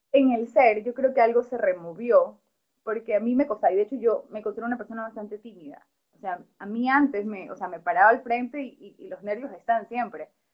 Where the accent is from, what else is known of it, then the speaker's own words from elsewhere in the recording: Ecuador; como autores ecuatorianos